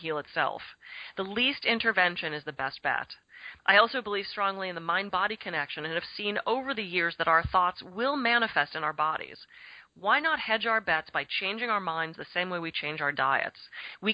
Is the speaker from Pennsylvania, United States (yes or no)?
yes; Pittsburgh, Pennsylvania, United States; now in California, United States; I was raised in Pittsburgh. Grew up there.